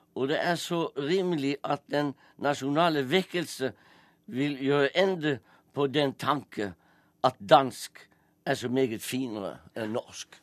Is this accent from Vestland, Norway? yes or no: yes; Strilelandet, Vestland, Norway; accent: striledialekt; first language Norwegian (Strile dialect); jeg snakker jo eh, mitt morsmål, som er en striledialekt.